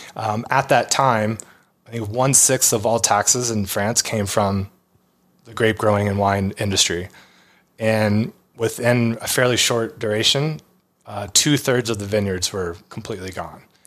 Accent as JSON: {"language": "English", "region": "Texas", "country": "United States", "tie": "born or raised there", "said": "growing up in Texas"}